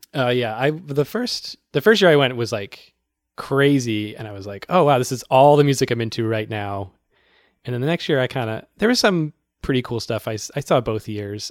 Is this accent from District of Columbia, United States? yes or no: no; Worcester, Massachusetts, United States; now in Brooklyn, New York, United States; My hometown has the Worcester Palladium